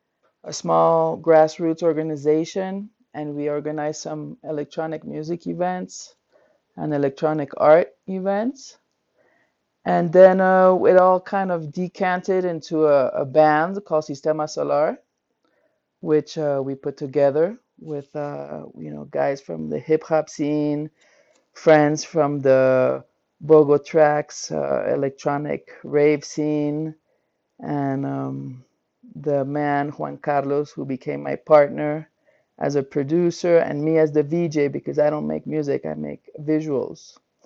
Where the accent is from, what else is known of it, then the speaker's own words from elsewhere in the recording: Belgium; moved away as an adult; now in Colombia; I'm from Belgium originally, and I've been in Colombia for 24 years.